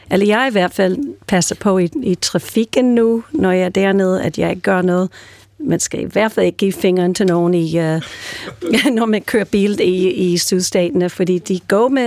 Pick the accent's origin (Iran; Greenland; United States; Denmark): United States; New York; also born or lived in California; jeg er ellers fra New York og California, men nu bor min familie i Nashville, Tennessee